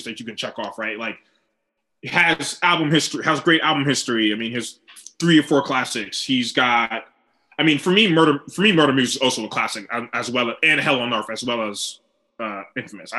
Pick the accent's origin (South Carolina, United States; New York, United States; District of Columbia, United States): New York, United States; New York City; I'm from New York.